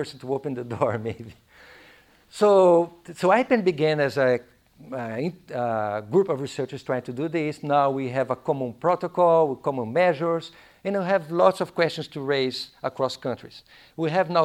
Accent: Curitiba, Paraná, Brazil; English is a second language; moved away; Curitiba, my hometown

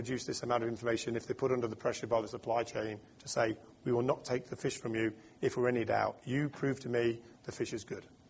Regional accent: United Kingdom; I'm British

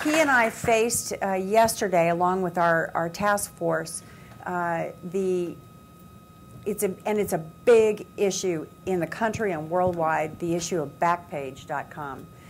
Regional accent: United States; we as American women

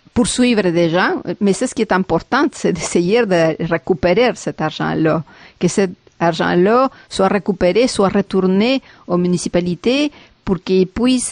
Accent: Peru; now in Montreal, Canada; je viens du Pérou.

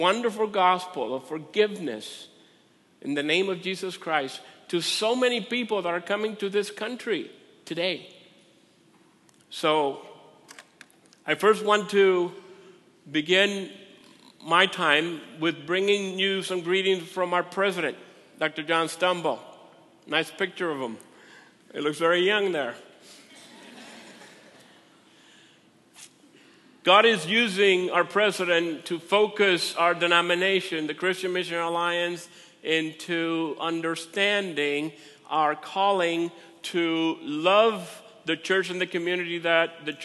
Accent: Puerto Rico; also born or lived in Minnesota; now in United States; I'm from Puerto Rico.

